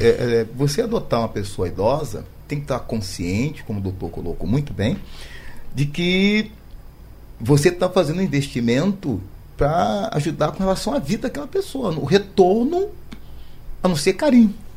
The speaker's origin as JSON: {"language": "Portuguese", "region": "Rio de Janeiro", "country": "Brazil", "said": "Eu sou do Rio de Janeiro"}